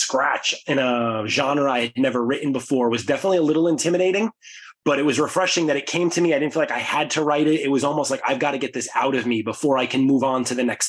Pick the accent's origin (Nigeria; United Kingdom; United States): United States; New York City, New York; Growing up in the Bronx